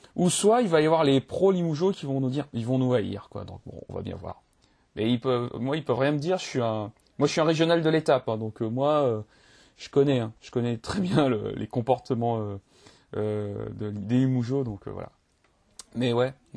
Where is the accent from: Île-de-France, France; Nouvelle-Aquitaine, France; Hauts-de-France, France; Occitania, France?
Nouvelle-Aquitaine, France; Limoges; je, suis de Limoges